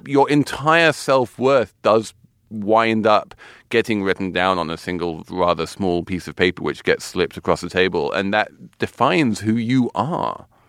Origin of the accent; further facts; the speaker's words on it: London, United Kingdom; now in New York City, United States; my hometown of London